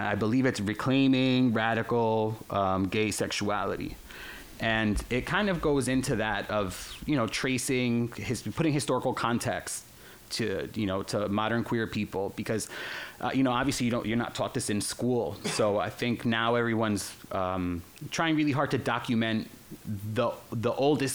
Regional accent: Newark, New Jersey, United States; first language Spanish; English is a second language; also born or lived in Spain / Barcelona; the metal fans that I grew up around in Newark, New Jersey

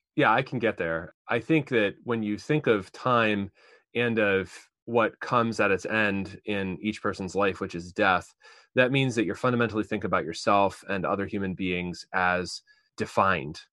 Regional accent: East Coast, United States; now in Fort Wayne, United States; I'm from the East Coast

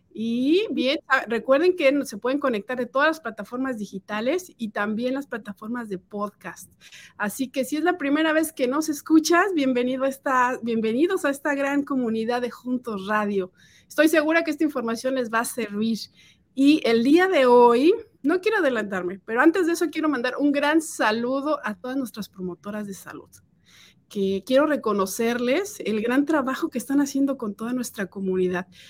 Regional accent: Mexico; now in United States; yo soy de México

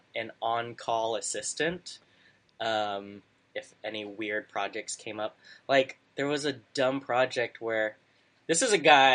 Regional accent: the Bay Area, California, United States; also born or lived in Savannah, Georgia; now in New York, United States; I grew up in California, the Bay Area.

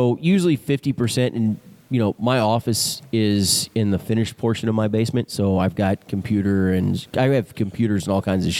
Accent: Texas, United States; Yeah. Well, of course. I'm from Texas. It's the way we, same thing we do with our TVs.

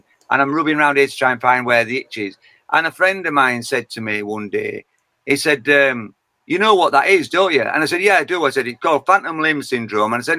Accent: Yorkshire and the Humber, United Kingdom; accent: Yorkshire; I'm a Yorkshire man, and I'm born and bred in Yorkshire

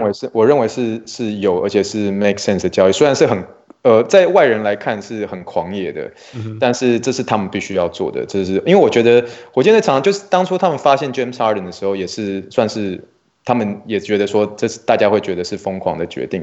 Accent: Luzhou, New Taipei, Taiwan; now in Texas, United States; 我在台湾是来自于泸州啦，所以新北是泸州

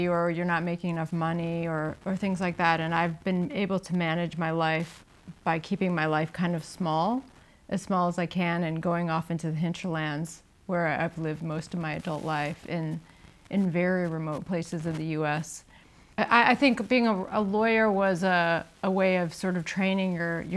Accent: United States; I'm an American

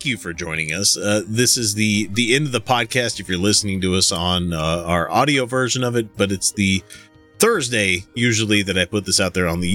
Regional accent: Texas, United States; I was born in Texas. I probably have more of a birthright to it than you

